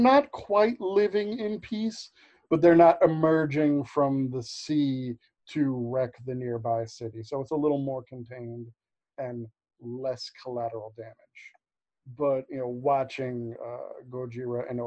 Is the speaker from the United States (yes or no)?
yes; New York, United States; growing up in New York